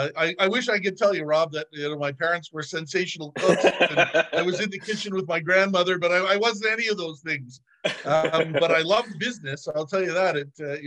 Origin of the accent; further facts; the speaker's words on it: Ontario, Canada; I got a job at a hotel in my hometown in Ontario as a young high school student